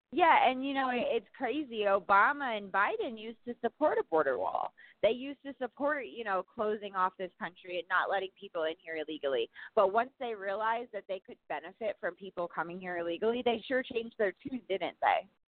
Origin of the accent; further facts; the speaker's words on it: New York, United States; I'm born and raised in New York.